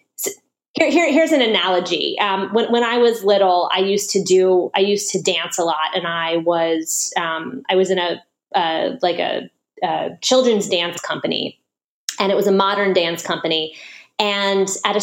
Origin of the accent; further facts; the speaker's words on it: Washington, District of Columbia, United States; also born or lived in New York City; I grew up in Washington, D.C.